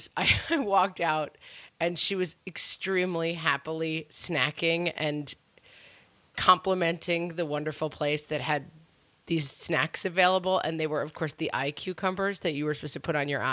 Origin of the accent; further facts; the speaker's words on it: New York, United States; I was raised in New York, and we live in New York